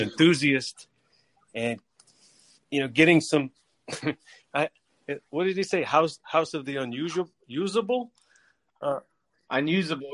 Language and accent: English; New Orleans, Louisiana, United States; I'm from New Orleans